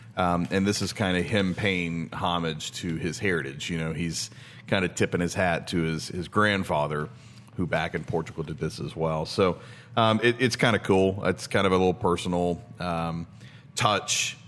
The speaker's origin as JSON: {"language": "English", "region": "Tennessee", "country": "United States", "moved": "yes", "said": "We're originally from Tennessee."}